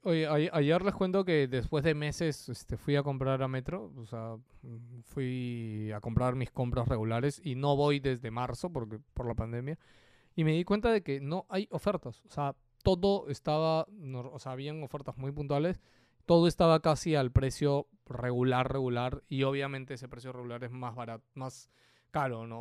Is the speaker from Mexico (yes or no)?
no; Peru; ¿de dónde eres? Perú